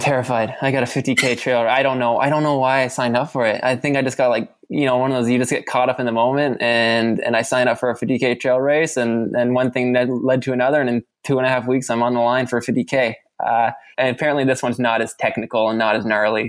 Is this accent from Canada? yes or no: yes; Ontario, Canada; now in Vancouver, Canada; I'm from Ontario, so it reminds me of home a little bit.